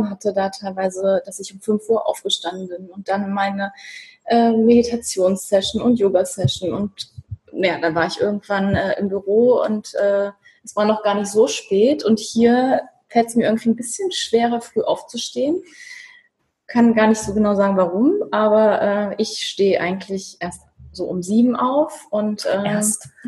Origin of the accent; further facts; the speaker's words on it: Northern Germany, Germany; das ist man ja so als Norddeutscher eher nicht gewohnt.